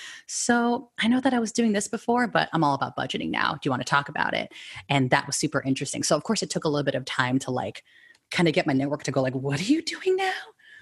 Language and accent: English; San Francisco Bay Area, California, United States; I was born and raised here in San Francisco Bay Area